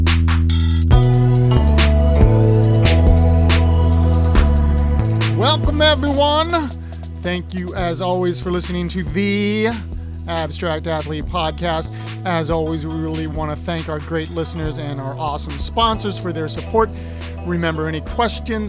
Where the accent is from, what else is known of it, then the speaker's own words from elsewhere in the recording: Columbus, Ohio, United States; moved away as an adult; now in Richmond, United States; I'm from Ohio, like from Columbus, okay. And moving down here 20 years ago